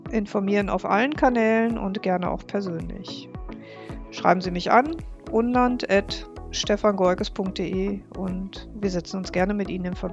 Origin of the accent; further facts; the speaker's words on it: Bocholt, North Rhine-Westphalia, Germany; wie zum Beispiel meine Heimatstadt Bocholt. Meine Heimatstadt Bocholt hat 71.113 Einwohner.